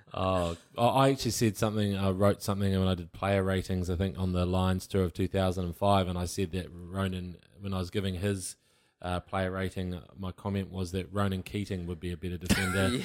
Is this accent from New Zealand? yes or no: yes; Waikato, New Zealand; I'm from the Waikato